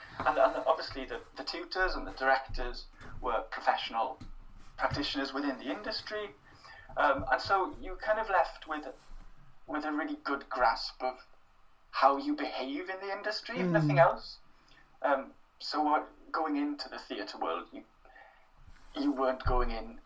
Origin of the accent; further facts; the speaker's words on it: Wales, United Kingdom; first language Welsh; English is a second language; My home language was Welsh, my school language was Welsh